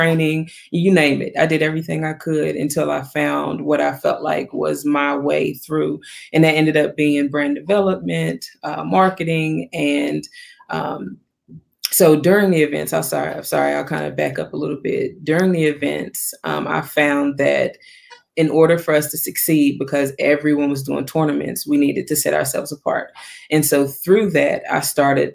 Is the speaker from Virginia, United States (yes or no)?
yes; Wytheville, Virginia, United States; moved away as an adult; also born or lived in High Point, North Carolina; I'm actually from Virginia, a small town in Virginia, Wytheville, Virginia, actually.